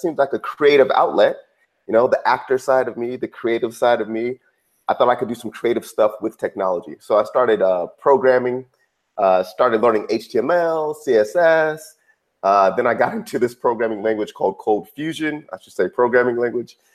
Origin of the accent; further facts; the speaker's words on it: Redwood City, California, United States; I grew up in Silicon Valley, grew up uh, in the Bay Area, a little town called Redwood City.